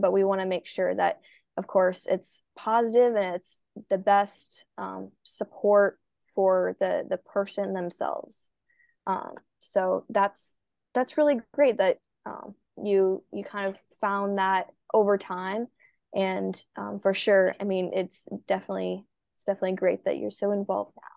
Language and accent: English; Minnesota, United States; a swimmer from Minnesota